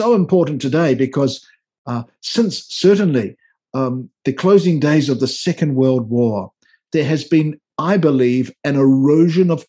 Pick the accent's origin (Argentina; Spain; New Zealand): New Zealand; moved away as an adult; now in Washington, D.C., United States; As you might tell from my accent, I didn't grow up in North America, so my model of the episcopacy came from my years of ordained ministry as an Anglican minister in New Zealand, where I came from